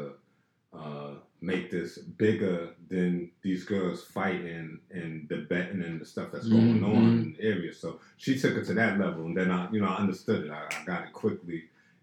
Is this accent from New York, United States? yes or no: yes; New York City, New York, United States; I grew up in Pink Houses and in Brownsville projects, you know, family in Brownsville